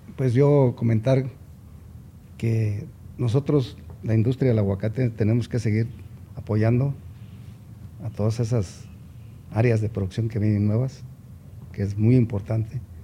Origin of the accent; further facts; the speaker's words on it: Mexico; todos somos mexicanos